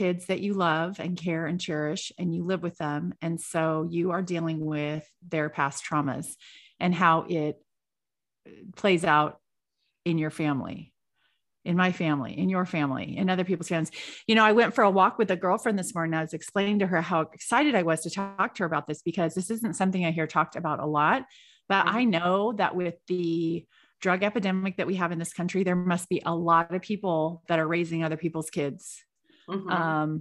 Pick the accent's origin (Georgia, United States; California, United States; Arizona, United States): California, United States; I'm from California.